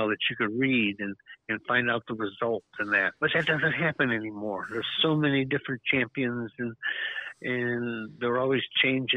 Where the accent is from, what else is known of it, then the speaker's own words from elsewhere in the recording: Detroit, Michigan, United States; Born and raised in Detroit